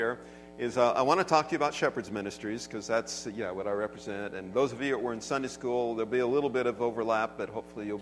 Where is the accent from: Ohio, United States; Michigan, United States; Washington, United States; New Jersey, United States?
Washington, United States; Everett; I grew up in Everett, and so, you know, not that far away.